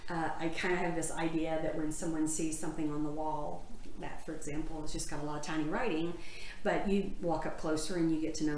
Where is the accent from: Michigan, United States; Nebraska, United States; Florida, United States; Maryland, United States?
Florida, United States; Pensacola; also born or lived in Tennessee; I was born in Tennessee, but we moved to Pensacola when I was in the sixth grade.